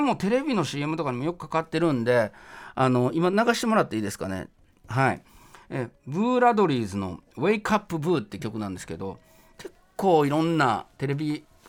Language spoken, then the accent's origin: Japanese; Kyoto, Japan; moved away as an adult; now in Tokyo, Japan; 僕は大学に上京したんですけれども入るために京都から上京した